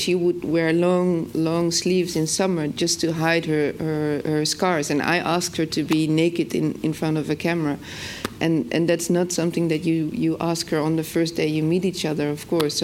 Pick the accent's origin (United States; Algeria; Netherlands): Netherlands; I'm from the Netherlands